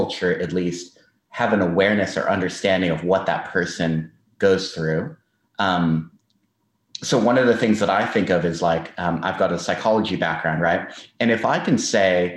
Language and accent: English; United States; moved away as an adult; now in Australia; as an American